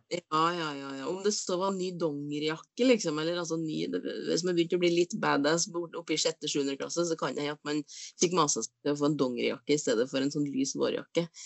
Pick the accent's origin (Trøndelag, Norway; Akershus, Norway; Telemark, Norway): Trøndelag, Norway; Inderøy; på Inderøya så, så, var det eh, bui, altså boder, på barneskolen